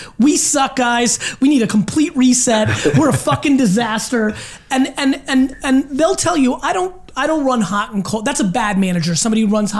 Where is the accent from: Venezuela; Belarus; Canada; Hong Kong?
Belarus; born or raised there; also born or lived in America; now in United States